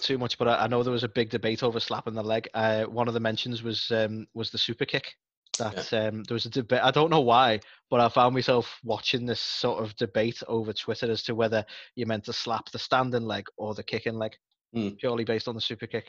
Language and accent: English; United Kingdom; I'm British